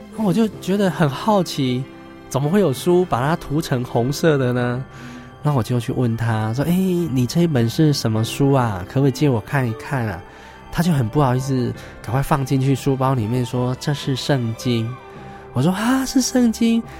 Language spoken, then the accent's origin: Chinese; Taiwan; 乡村长大的小孩